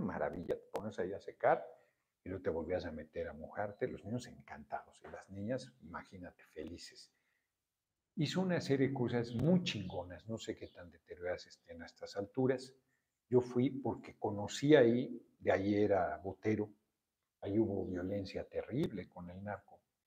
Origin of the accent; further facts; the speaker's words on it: Mexico; soy mexicano. Soy muy feliz en mi país